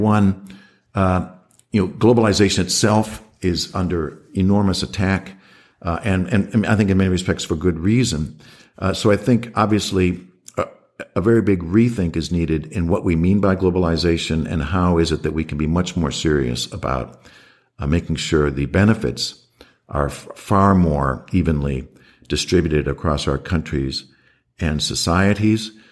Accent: United States; moved away as an adult; also born or lived in Washington / Sweden; now in Australia; I was the first American

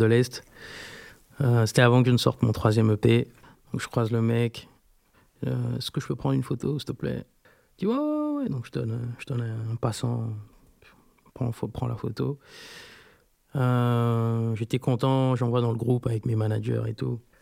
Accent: Libreville, Estuaire, Gabon; je suis né à Libreville

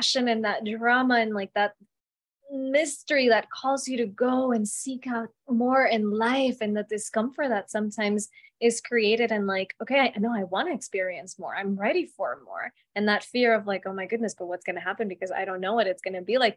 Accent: Colombia; moved away; I was born in Colombia, so my family has very different way of looking at relationships.

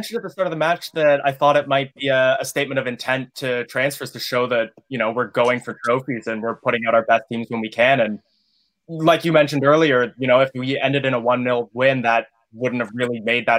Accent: Canada; I'm Canadian.

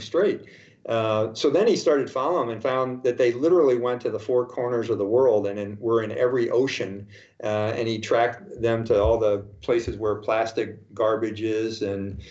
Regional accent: St. Louis, Missouri, United States; moved away as an adult; growing up in St. Louis, here's a fun fact for you. I never left the city of St. Louis until I was 18 years old

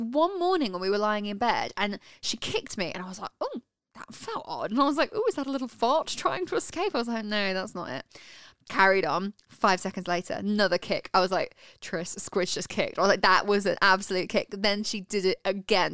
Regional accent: United Kingdom; And in the UK, so where we're from

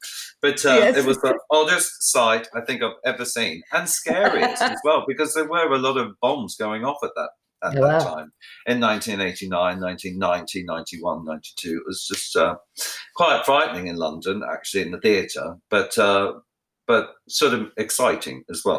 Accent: Australia; obviously the first one is about my life growing up in Australia. And a lot of people don't know I'm Australian because I have, you know, I speak beautifully like the Queen.

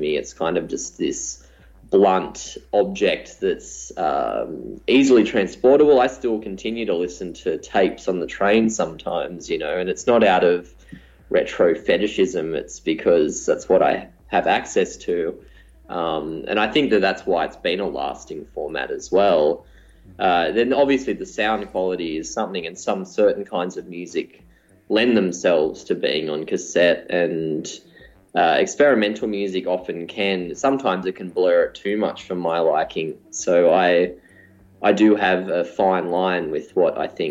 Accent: Newcastle, New South Wales, Australia; moved away; also born or lived in Melbourne; I hadn't ever made any music growing up in Newcastle

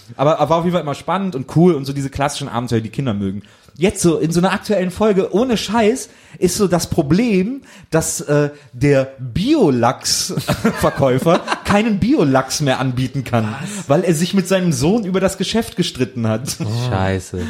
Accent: Wesseling, North Rhine-Westphalia, Germany; ich komme ja aus Wesseling zwischen Köln und Bonn

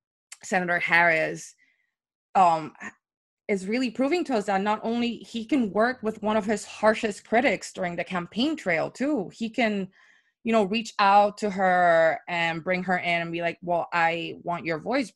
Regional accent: Puerto Rico; moved away as an adult; now in New York, United States; I moved to New York from Puerto Rico back in 2016, right before the election

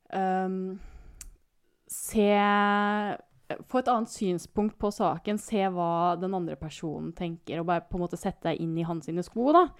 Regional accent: Kristiansand, Agder, Norway; moved away; jeg har jo en sånn kjernegruppe hjemme i Kristiansand

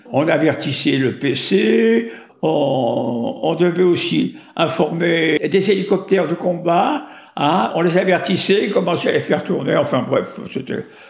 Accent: Vénissieux, Auvergne-Rhône-Alpes, France; also born or lived in Lyon; je suis né à Lyon, dans le deuxième arrondissement

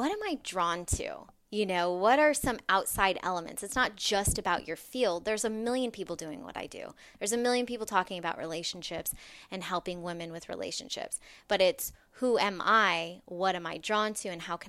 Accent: Las Vegas, Nevada, United States; I come from Las Vegas, so I was working in the casino industry

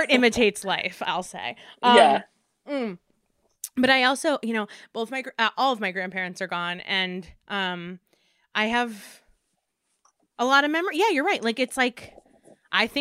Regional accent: suburbs of Manhattan, New York, United States; I grew up in the suburbs of Manhattan

